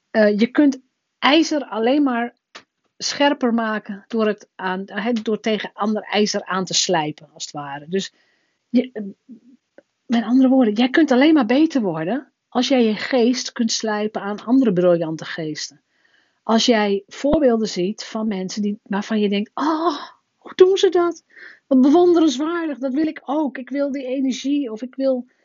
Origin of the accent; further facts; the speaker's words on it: northern Netherlands, Netherlands; Als Noorderling kom je ineens onder de rivieren. En hier doen ze aan carnaval.